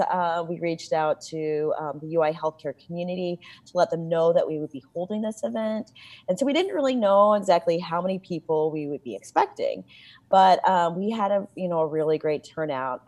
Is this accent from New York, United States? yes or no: no; Champaign, Illinois, United States; moved away; I grew up in Champaign, Illinois